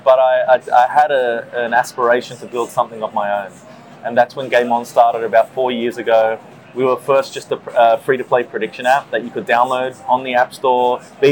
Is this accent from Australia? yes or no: yes; just south of Sydney, New South Wales, Australia; moved away as an adult; also born or lived in New York, United States; now in North America; So I grew up in Australia, just south of Sydney